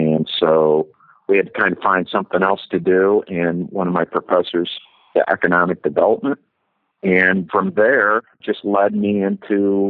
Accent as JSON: {"language": "English", "town": "Ann Arbor", "region": "Michigan", "country": "United States", "tie": "born or raised there", "said": "born and raised in Ann Arbor, Michigan"}